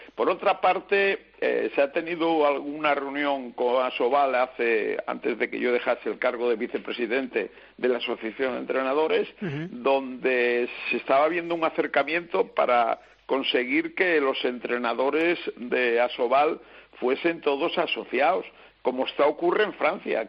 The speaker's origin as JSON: {"language": "Spanish", "country": "Spain", "said": "Somos españoles"}